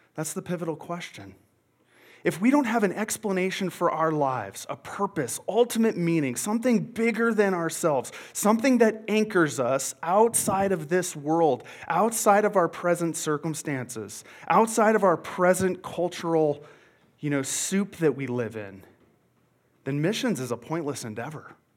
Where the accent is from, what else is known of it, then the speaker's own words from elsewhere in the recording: Montana, United States; now in Longmont, United States; I'm originally from Montana